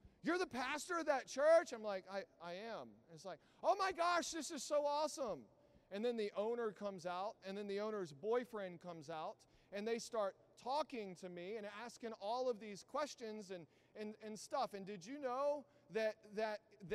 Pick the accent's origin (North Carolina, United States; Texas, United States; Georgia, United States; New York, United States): Texas, United States; Southeast; moved away; I grew up in Southeast Texas